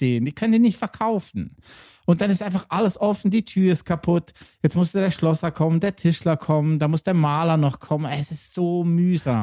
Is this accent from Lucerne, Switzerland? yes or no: yes; Lucerne, Switzerland; ich bin Luzerner